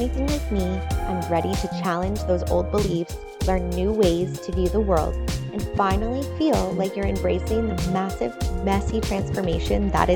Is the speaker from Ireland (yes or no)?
no; Canada; I'm Canadian as well